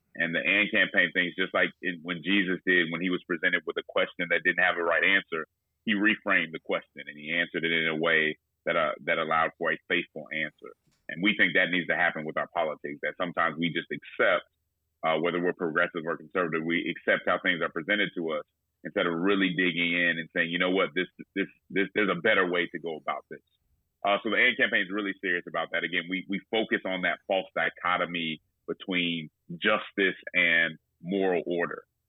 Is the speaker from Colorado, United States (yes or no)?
yes; Denver, Colorado, United States; moved away as an adult; also born or lived in Nashville, Tennessee; now in Atlanta, United States; I'm originally from Denver, Colorado